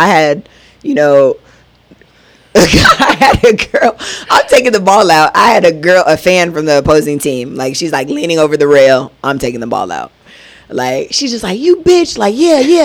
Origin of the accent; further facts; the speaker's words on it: United States; moved away as an adult; also born or lived in Israel; we're from America